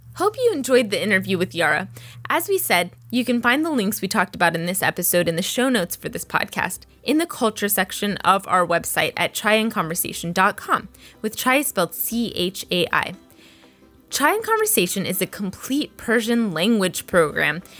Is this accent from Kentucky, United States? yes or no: no; Texas, United States; I grew up in Texas